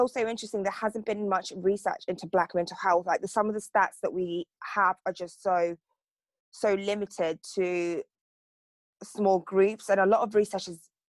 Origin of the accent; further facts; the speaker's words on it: Torquay, South West England, United Kingdom; I grew up in Torquay